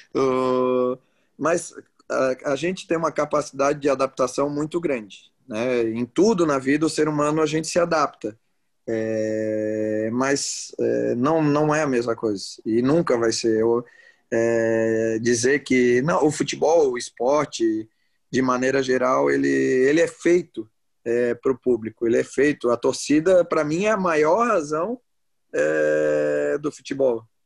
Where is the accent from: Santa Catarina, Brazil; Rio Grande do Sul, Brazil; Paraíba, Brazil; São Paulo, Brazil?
Santa Catarina, Brazil; Florianópolis; also born or lived in Araranguá; Sou manezinho do Estreito, do Balneário